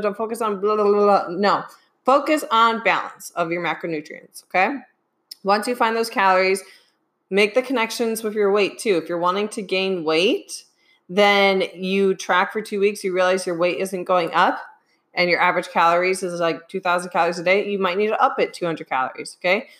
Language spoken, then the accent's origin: English; Midwest, United States; I'm from the Midwest, so soda